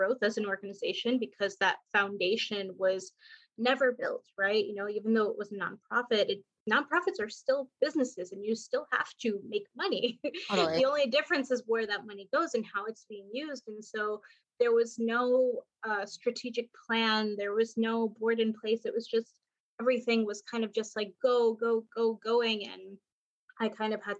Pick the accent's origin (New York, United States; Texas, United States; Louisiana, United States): New York, United States; New York City; moved away as an adult; also born or lived in South Florida; now in Portland, United States; I'm from New York, grew up in Queens, kind of bounced around after I graduated college.